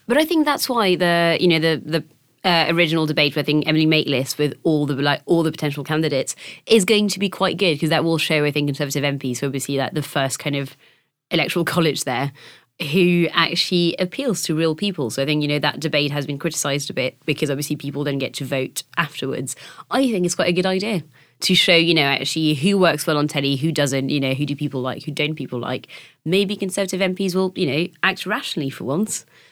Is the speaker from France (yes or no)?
yes; France; moved away; my hometown is not, um, which, which is, I, I think the easiest and quickest way to explain, uh, not is that it's basically the French Bristol